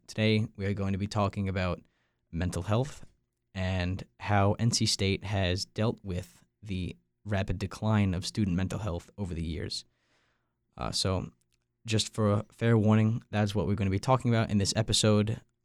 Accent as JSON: {"language": "English", "area": "Long Island", "region": "New York", "country": "United States", "also_born_or_lived": "North Carolina", "moved": "as an adult", "said": "I'm from Long Island, New York."}